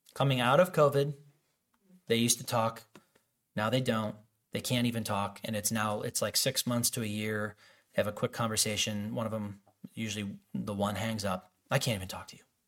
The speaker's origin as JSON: {"language": "English", "area": "Chicago suburbs", "region": "Illinois", "country": "United States", "tie": "born or raised there", "said": "I grew up in the Chicago suburbs"}